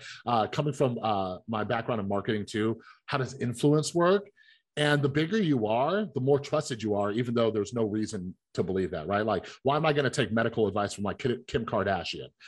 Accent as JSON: {"language": "English", "town": "Las Vegas", "region": "Nevada", "country": "United States", "tie": "born or raised there", "said": "I grew up here in Las Vegas"}